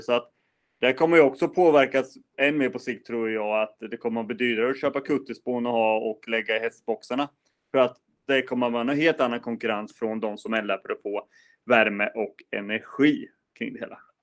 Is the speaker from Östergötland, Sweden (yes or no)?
yes; Östergötland, Sweden; du och jag som östgötar